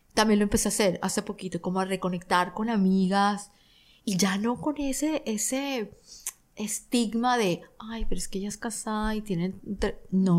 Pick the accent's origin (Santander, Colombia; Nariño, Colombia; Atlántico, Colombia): Atlántico, Colombia; Barranquilla; Barranquilla, de donde yo soy